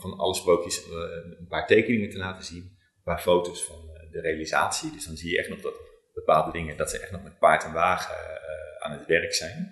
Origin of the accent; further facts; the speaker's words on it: Zwolle, Overijssel, Netherlands; moved away; also born or lived in Groningen; Ik kom helemaal niet uit Brabant. Ik oh. kom uit Zwolle en ik heb in Groningen gestudeerd.